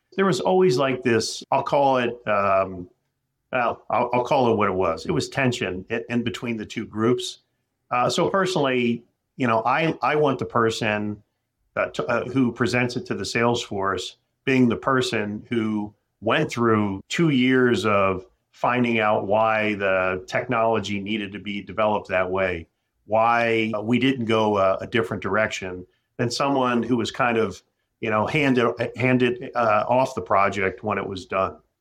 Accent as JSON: {"language": "English", "town": "Philadelphia", "region": "Pennsylvania", "country": "United States", "moved": "as an adult", "lives_now": "Minneapolis, United States", "said": "I'm a guy from Philadelphia."}